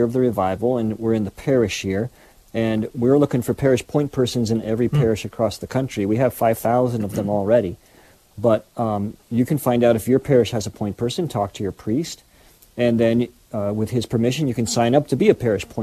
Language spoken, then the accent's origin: English; Denver, Colorado, United States; I grew up in Denver, Colorado, and I grew up in a wonderful Catholic family